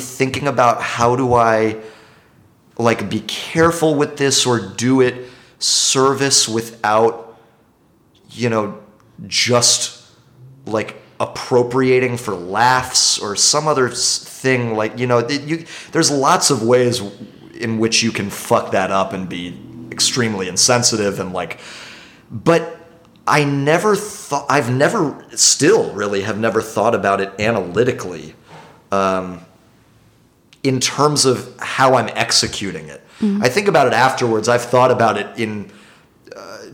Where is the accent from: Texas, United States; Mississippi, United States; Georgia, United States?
Texas, United States; Dallas; moved away as an adult; also born or lived in Englewood, New Jersey / Paris; now in New York, United States; Spent most of my childhood in Dallas